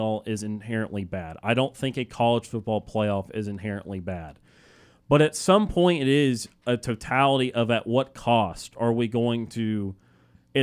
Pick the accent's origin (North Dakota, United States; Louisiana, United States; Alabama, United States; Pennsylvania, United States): Alabama, United States; Birmingham; I grew up in Birmingham, Alabama